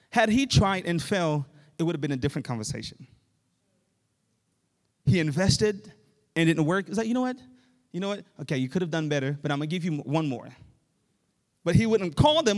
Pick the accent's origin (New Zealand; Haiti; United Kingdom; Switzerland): Haiti; moved away; Growing up in Haiti